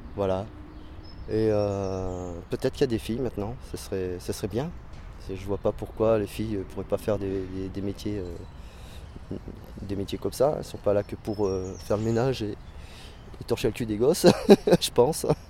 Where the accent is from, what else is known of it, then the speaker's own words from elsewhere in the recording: Besançon, Bourgogne-Franche-Comté, France; moved away; also born or lived in Valence; je suis né à Besançon